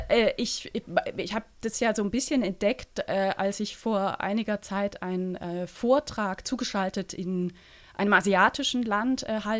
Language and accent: German; St. Gallen, Switzerland; Das ist das ähm, Publikationsmedium meiner Heimatstadt, nämlich das St. Galler Tagblatt.